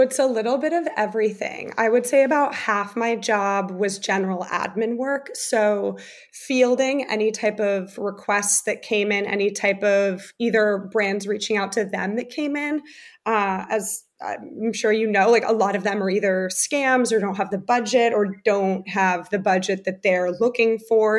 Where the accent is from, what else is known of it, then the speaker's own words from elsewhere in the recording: New Jersey, United States; also born or lived in Germany; I was born in America and then I did third grade and part of fourth grade in Germany and then moved to New Jersey